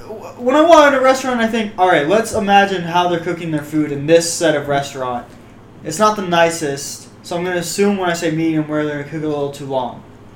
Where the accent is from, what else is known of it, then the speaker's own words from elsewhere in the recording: Louisiana, United States; I'm from Louisiana.